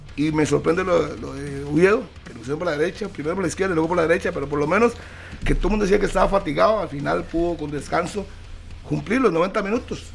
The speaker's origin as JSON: {"language": "Spanish", "country": "Costa Rica", "said": "yo soy tico"}